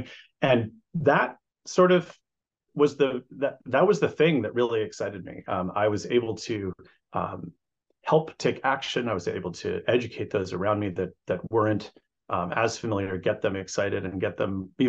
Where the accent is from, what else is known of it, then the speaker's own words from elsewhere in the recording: New Jersey, United States; I grew up in New Jersey in the 70s and 80s